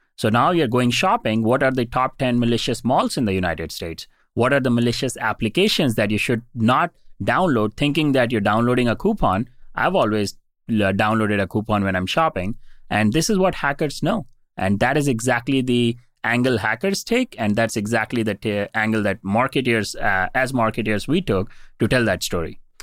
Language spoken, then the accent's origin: English; India; moved away as an adult; I was born and raised in India